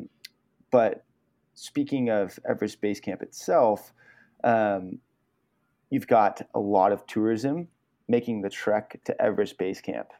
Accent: Truckee, California, United States; now in Richmond, Vermont, United States; I was born and raised in Truckee, California, just outside of Lake Tahoe.

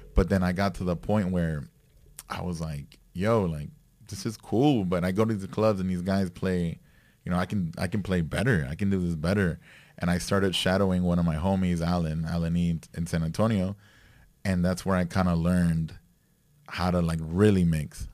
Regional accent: Nicaragua; I grew up, I grew up in Nicaragua

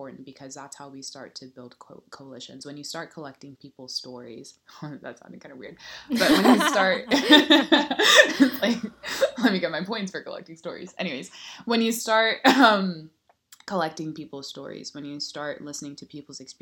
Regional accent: Nigeria; moved away; we're both Nigerian and we both weren't born in the United States

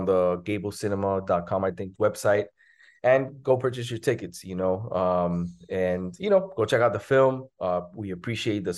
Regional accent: Miami, Florida, United States; I was born and raised in Miami. I played high school basketball here

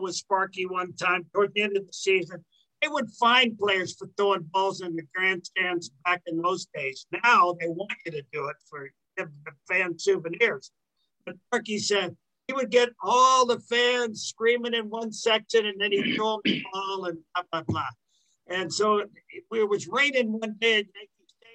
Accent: California, United States; also born or lived in Tennessee; I actually grew up in California, although I wasn't born. I was born in Tennessee. But I grew up in California

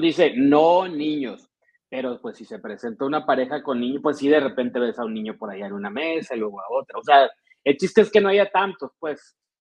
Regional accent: Ciudad Obregón, Sonora, Mexico; aquí en, en mi tierra

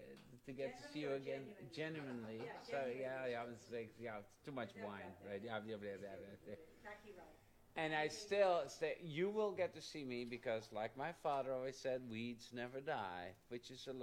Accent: Netherlands; Yeah, I'm from Holland.

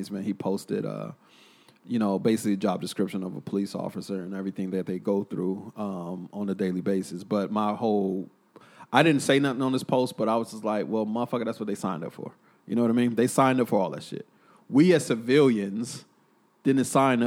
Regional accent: Killeen, Texas, United States; my hometown, Killeen

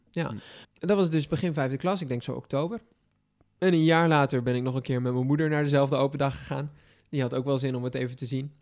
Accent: Texel, North Holland, Netherlands; moved away; ik kom van Texel

